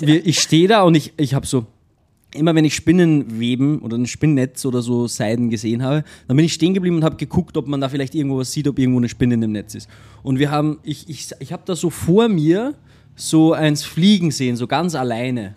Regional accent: Austria; also born or lived in Linz; bei uns in Österreich

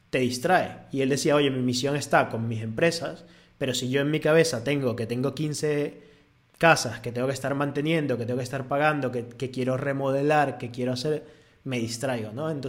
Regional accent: Venezuela; now in Spain; cuando yo me vine de Venezuela, yo comparaba España con Venezuela y yo aquí estoy feliz

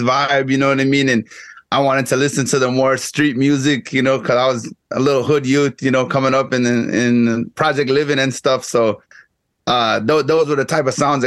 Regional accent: Guyana; first language English; now in Texas, United States; I grew up in Guyana

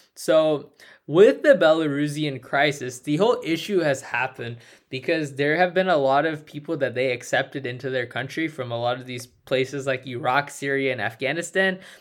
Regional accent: United States; Me as an American

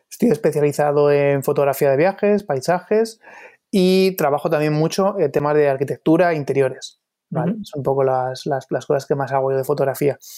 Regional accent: Torrejón de Ardoz, Community of Madrid, Spain; also born or lived in London; now in Madrid, Spain; Sí, soy de Torrejón de Ardoz, sí. Ahora vivo en, el centro de Madrid, pero vamos, eh, todavía en Torrejón de Ardoz.

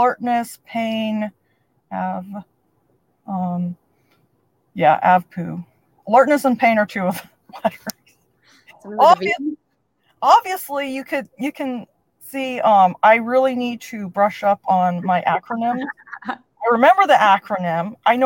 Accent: California, United States; moved away as an adult; now in Pittsburgh, United States; I'm originally from California, and my parents decided to move to Pittsburgh

